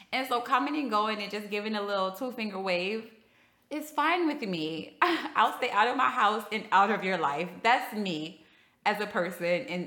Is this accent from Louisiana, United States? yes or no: yes; LaPlace, Louisiana, United States; now in Houston, United States; I am a native New Orleanian. I won't say New Orleans. I'm from like the suburb of New Orleans. I'm really from La Place